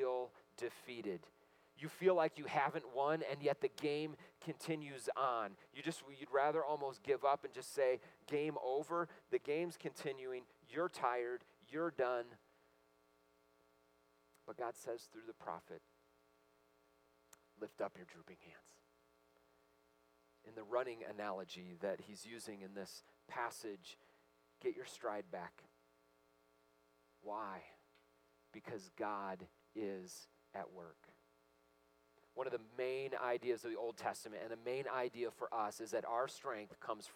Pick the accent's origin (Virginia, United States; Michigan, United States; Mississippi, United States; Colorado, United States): Michigan, United States; I grew up in Michigan, and all my relatives, lots of them went to Michigan State